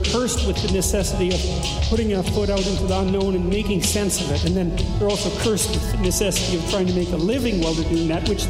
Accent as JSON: {"language": "English", "country": "Canada", "said": "as a Canadian"}